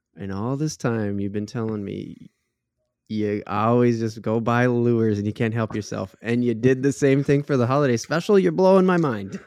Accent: Minnesota, United States; being a Minnesotan

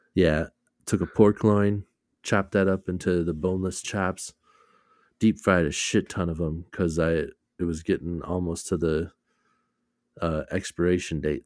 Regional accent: Minnesota, United States; we're from Minnesota

